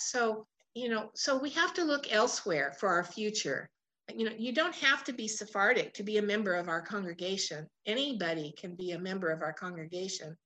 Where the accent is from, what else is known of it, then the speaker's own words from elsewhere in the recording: Portland, United States; I was born and raised in Portland